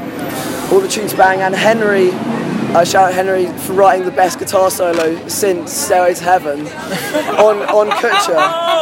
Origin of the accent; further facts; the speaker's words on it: Colchester, East of England, United Kingdom; my hometown. It's where I went to college, Colchester.